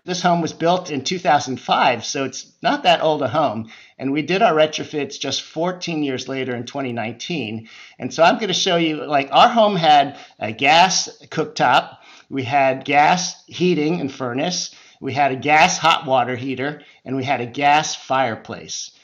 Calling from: San Francisco Bay Area, California, United States; I'm calling in from the West Coast, the San Francisco Bay Area

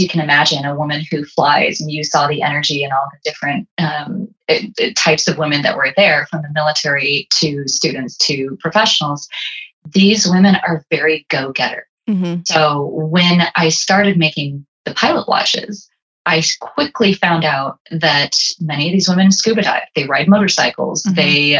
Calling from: Las Vegas, Nevada, United States; here I am calling in from Las Vegas

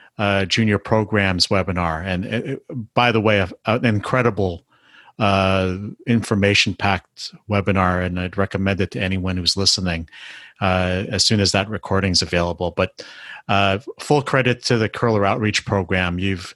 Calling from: Canada; I mean, I'm talking from Canada here

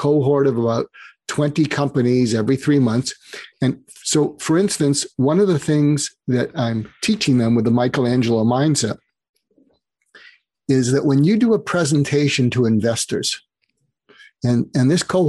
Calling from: Los Angeles, California, United States; I'm calling in from Los Angeles.

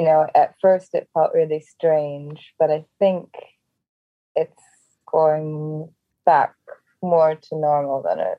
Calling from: London, United Kingdom; I'm joining from London, from my living room.

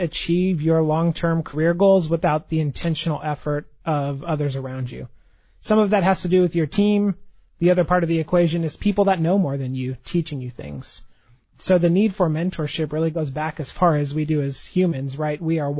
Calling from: Dallas, Texas, United States; Dallas, Texas.

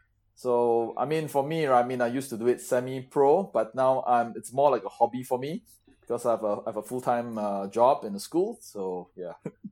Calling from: Singapore; I'm calling from Singapore.

